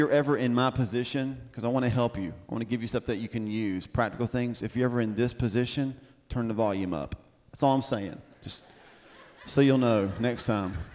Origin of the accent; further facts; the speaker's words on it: Baton Rouge, Louisiana, United States; I am 24 years old. I'm from Baton Rouge, Louisiana, and I am the next American Idol.